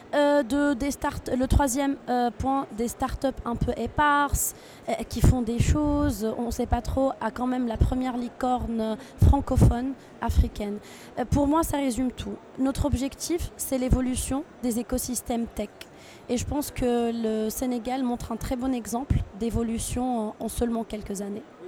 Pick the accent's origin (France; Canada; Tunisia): Tunisia; je suis originaire de Tunisie